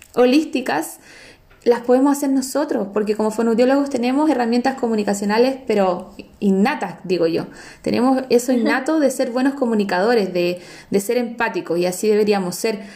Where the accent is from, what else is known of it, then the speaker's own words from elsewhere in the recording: San Felipe, Valparaíso, Chile; soy de Heidi Town, soy de San Felipe